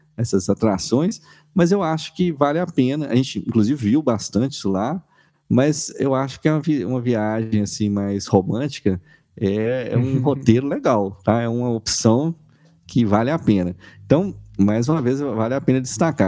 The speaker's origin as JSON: {"language": "Portuguese", "region": "Minas Gerais", "country": "Brazil", "said": "sou de Minas Gerais"}